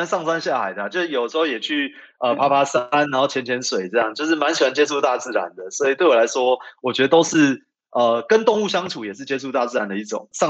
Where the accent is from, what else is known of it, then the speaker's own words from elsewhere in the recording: Taipei, Taiwan; 我又因为从小在台北长大，